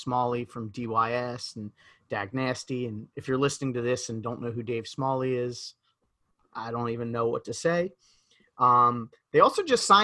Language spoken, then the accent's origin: English; Philadelphia, Pennsylvania, United States; accent: Philadelphia; my Philadelphia accent